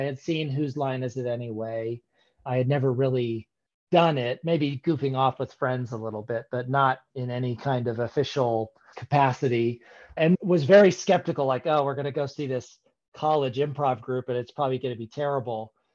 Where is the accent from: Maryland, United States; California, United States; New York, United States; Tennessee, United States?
California, United States; Northern; also born or lived in Seattle; now in East Bay, United States; We're both from Northern California